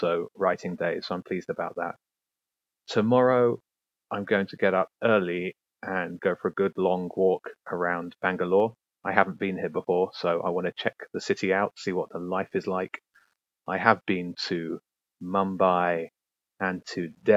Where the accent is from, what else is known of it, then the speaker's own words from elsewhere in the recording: Brighton, South East England, United Kingdom; I'm a guy from Brighton